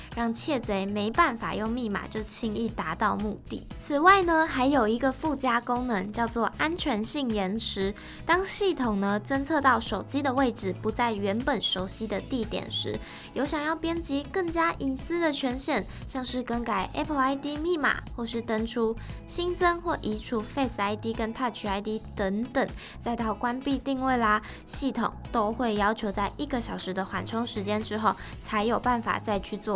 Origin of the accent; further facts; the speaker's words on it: Kaohsiung, Taiwan; 我的故乡高雄